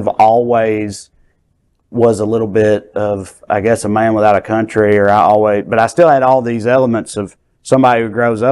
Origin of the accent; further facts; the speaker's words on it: Celina, Tennessee, United States; accent: thick Southern; moved away as an adult; now in Los Angeles, United States; I grew up in a lake town in rural Tennessee